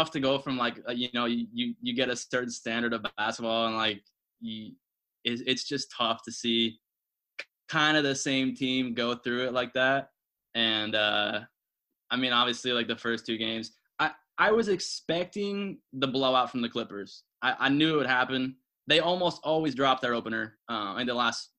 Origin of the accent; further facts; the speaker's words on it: San Mateo, California, United States; I was born in San Mateo in the South Bay, and so obviously I grew up being a Warriors, 49ers, Giants fan